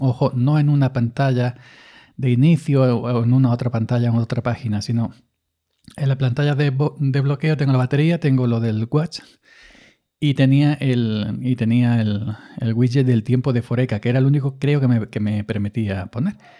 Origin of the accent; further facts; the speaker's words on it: Granada, Andalusia, Spain; now in Córdoba, Spain; yo soy de Granada, aunque resido en Córdoba, los dos somos andaluces